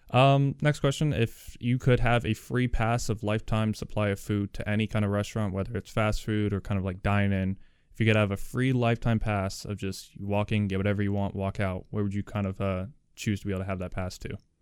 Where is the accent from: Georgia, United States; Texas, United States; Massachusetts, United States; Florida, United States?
Florida, United States; Orlando; moved away; I was born in Orlando and lived in Florida for a while